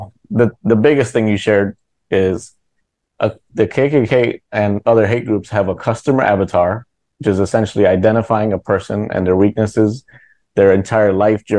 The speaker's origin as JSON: {"language": "English", "town": "Chicago", "region": "Illinois", "country": "United States", "tie": "born or raised there", "said": "my hometown Chicago"}